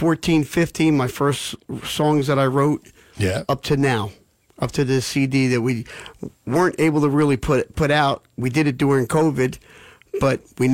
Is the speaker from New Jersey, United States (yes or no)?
yes; Freehold, New Jersey, United States; I'm the redheaded stepchild from Freehold